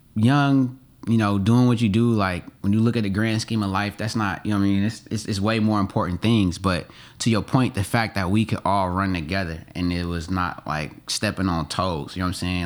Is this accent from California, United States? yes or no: yes; Oakland, California, United States; moved away as an adult; also born or lived in Atlanta; I grew up in Oakland, but I became a, a man in Atlanta